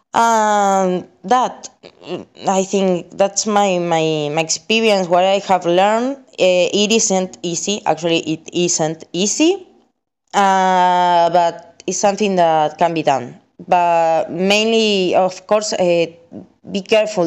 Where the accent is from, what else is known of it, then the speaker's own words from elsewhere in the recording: Argentina; I'm from Argentina